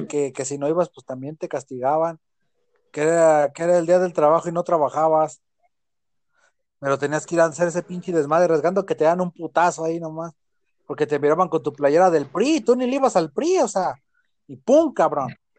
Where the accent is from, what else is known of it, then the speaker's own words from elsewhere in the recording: Mexico; soy mexicano, soy guadalupano